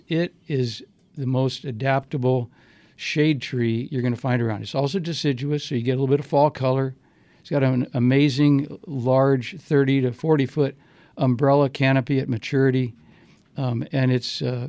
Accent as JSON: {"language": "English", "region": "Arizona", "country": "United States", "said": "Now you wonder, this got to be a desert tree because I'm from Arizona."}